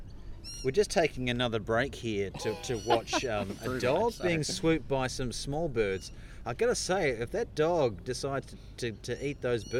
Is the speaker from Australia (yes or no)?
yes; Australia